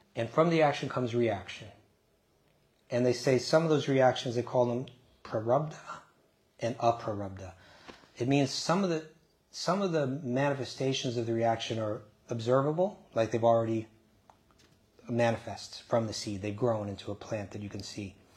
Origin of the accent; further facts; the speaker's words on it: New York, United States; I grew up just outside of New York City.